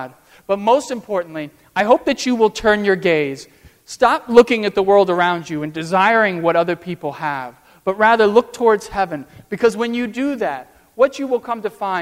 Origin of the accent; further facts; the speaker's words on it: United States; I'm this student from America